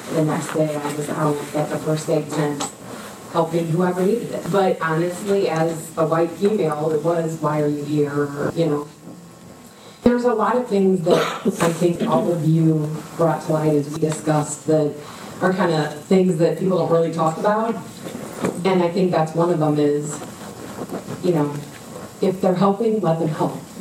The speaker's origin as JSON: {"language": "English", "town": "Ferguson", "region": "Missouri", "country": "United States", "tie": "born or raised there", "said": "I grew up in Warsaw, Ferguson"}